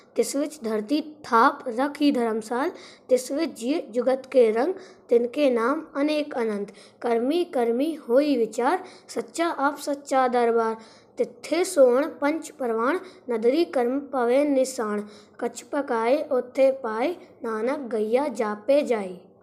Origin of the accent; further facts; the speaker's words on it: Tikamgarh, Madhya Pradesh, India; मैं टीकमगढ़ मध्य प्रदेश से हूँ